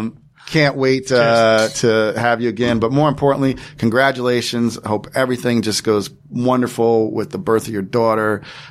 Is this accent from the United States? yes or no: yes; New Jersey, United States; I'm from Jersey